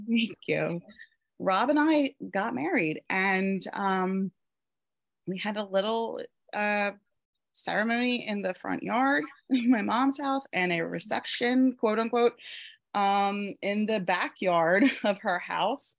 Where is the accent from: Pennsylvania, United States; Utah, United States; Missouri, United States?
Pennsylvania, United States; I live in Pennsylvania in the USA, um, born and raised in Pennsylvania.